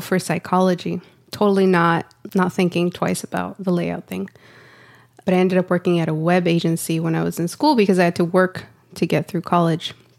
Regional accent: Santa Ana, California, United States; now in Austin, United States; I live in Austin, Texas, but I was born and raised in Santa Ana, California

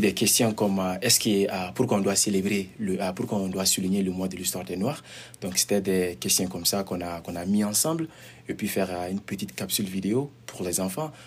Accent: Mali; also born or lived in Montreal, Canada; now in Prince George, Canada; je viens du Mali et euh, ça fait de cela 13 ans, bientôt 14 ans que je suis au Canada

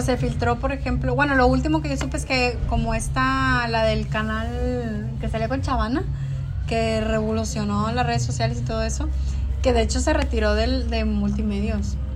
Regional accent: northern Mexico, Mexico; soy mexicana, soy norteña

